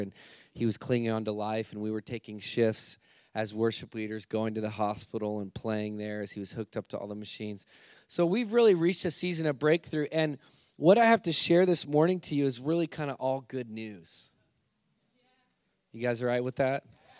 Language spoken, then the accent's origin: English; United States; Well, I am American. And it's funny because I grew up in a missions.